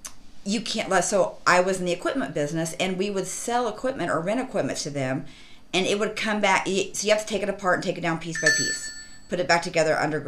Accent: Hutchinson, Kansas, United States; moved away as an adult; now in Collinsville, United States; where I raised my kids was an hour from where I grew up in Hutchinson, Kansas

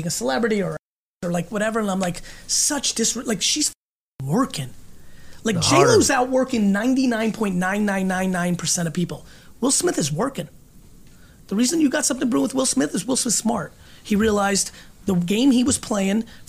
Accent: Russia; moved away; I was born in Russia and lived in a studio apartment with this many family members. This is like how I grew up

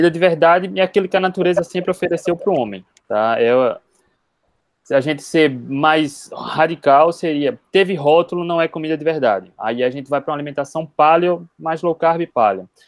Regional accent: Recife, Pernambuco, Brazil; sou de Recife.

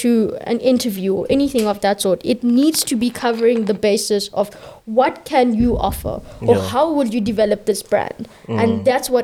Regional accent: South Africa

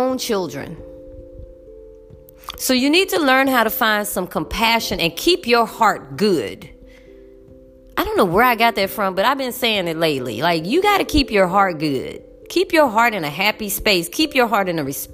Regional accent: United States; I'm as American as they come. I am as American as apple motherfucking pie

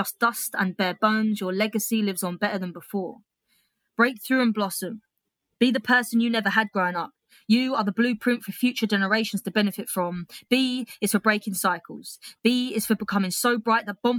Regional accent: United Kingdom; being a Brit in Australia

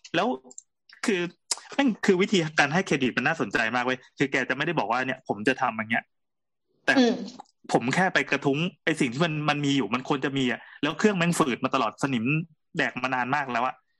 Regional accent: Bangkok, Thailand; now in Pathum Thani, Thailand; เป็นคนกรุงเทพด้วยนะเพราะเราเราก็บ้านอยู่กรุงเทพ

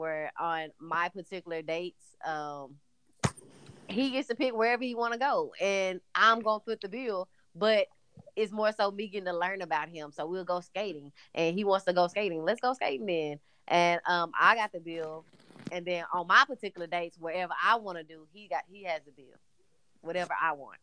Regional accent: Palestine, Texas, United States; moved away; also born or lived in Dallas, Texas; I lived in Dallas for years, but I'm actually from Palestine, Texas, which is super country.

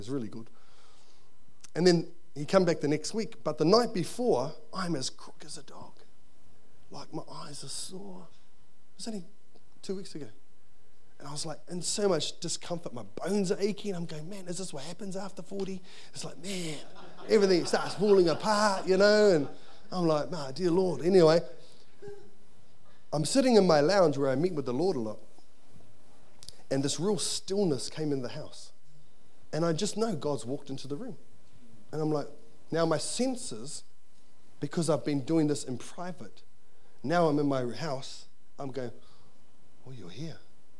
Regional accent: Wainuiomata, Wellington, New Zealand; I can't really do it because I'm from Wainumata, and you know, I haven't really got an upbringing

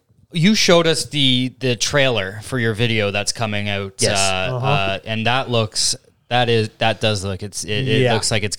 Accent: Canada; we're Canadian.

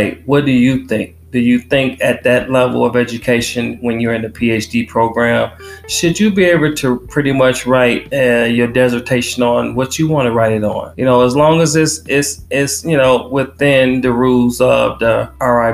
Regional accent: Detroit, Michigan, United States; moved away as an adult; I was born and raised in Detroit, born in North Detroit General Hospital. That's actually in Hamtramck.

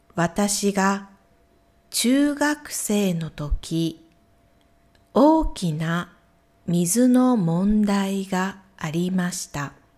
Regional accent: Ehime, Japan; 私の地元、愛媛県も水が少ない

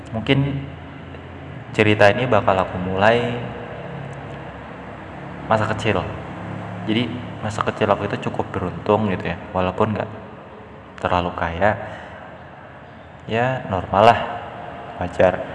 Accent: Depok, West Java, Indonesia; masa kecilku tuh aku habiskan di Depok Depok Jawa Barat jadi suasananya tuh waktu itu waktu masih kecil Depok tuh masih kayak ya belum seramis sekarang

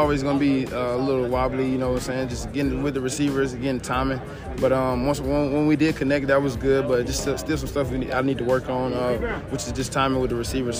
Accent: Alabama, United States; Cali was good to me, and I'm just happy to be back in my home state.

